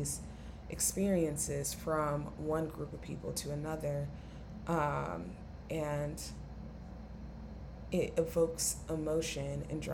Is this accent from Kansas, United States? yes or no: no; Atlanta, Georgia, United States; I'm from Atlanta, which is a major city, of course.